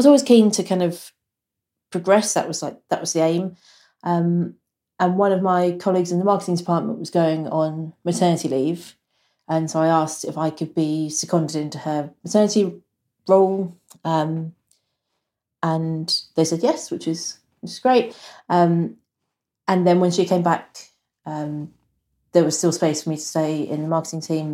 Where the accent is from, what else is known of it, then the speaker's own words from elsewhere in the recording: Suffolk, East of England, United Kingdom; now in Wokingham, United Kingdom; I grew up in Suffolk